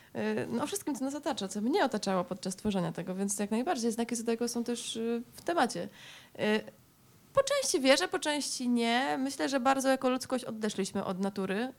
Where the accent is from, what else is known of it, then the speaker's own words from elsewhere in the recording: Silesian Voivodeship, Poland; oboje pochodzimy ze Śląska